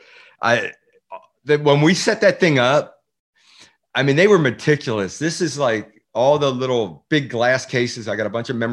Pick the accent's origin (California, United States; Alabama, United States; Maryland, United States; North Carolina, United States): Maryland, United States; Baltimore; moved away; as a little kid growing up in Baltimore. My parents were from the Baltimore area.